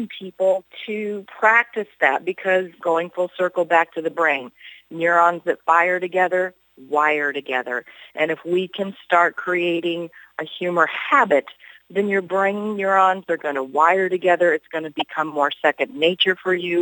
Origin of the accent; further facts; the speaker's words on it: Hannibal, Missouri, United States; I grew up in Mark Twain's boyhood hometown of Hannibal, Missouri